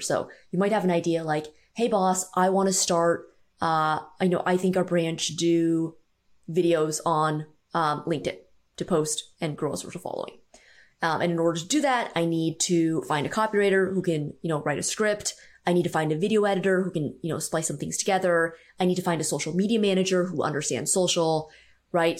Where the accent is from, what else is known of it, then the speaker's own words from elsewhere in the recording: San Francisco Bay Area, California, United States; I grew up in the San Francisco Bay Area, about forty-five minutes outside of the city